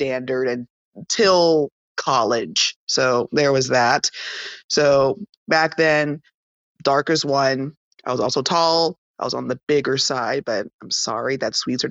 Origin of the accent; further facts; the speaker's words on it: Tyler, Texas, United States; I was born and raised in a small city called Tyler, Texas